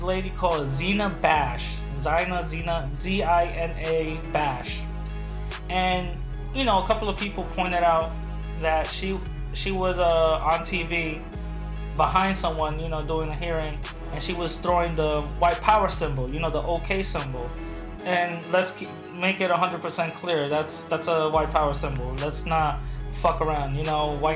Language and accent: English; New York City, New York, United States; I'm from New York, the Bronx.